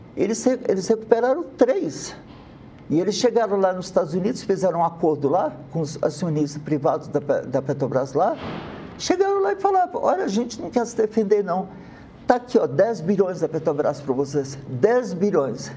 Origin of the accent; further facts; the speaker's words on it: Brazil; como brasileiro